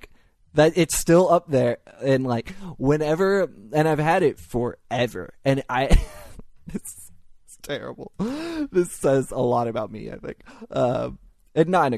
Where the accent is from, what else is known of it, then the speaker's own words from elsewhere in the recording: Louisville, Kentucky, United States; I'm from Kentucky, and I live 20 minutes from Indiana because Louisville's right on the border